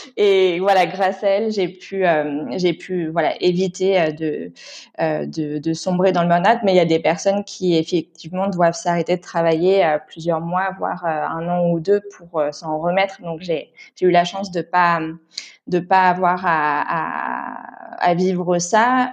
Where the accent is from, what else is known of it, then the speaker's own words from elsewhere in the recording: Paris region, Île-de-France, France; moved away as an adult; now in Istanbul, Turkey; j'ai grandi en région parisienne